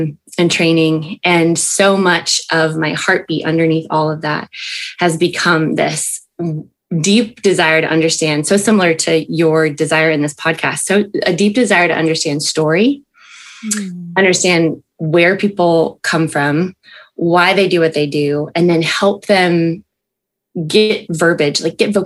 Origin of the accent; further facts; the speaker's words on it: Albany, New York, United States; moved away as an adult; also born or lived in Boston, Massachusetts / Santa Barbara, California / Birmingham, Alabama; So I am originally from upstate New York. I grew up in Albany